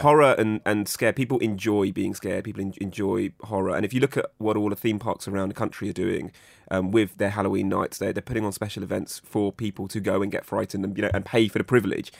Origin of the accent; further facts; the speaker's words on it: United Kingdom; a British, Pakistani, Indian man